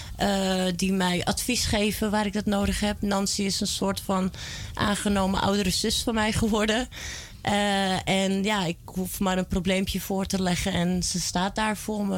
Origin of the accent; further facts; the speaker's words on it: Almere, Flevoland, Netherlands; also born or lived in Amsterdam / Belgium; Ik ben in Amsterdam geboren en in Almere opgegroeid.